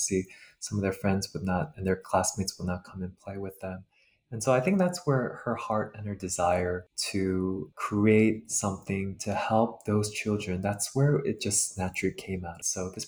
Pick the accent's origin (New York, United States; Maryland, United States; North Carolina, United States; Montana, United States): New York, United States; New York City; I know when I grew up here in the States, I actually was kind of fortunate to grow up where there was a very large AAPI community in my high school in Queens, New York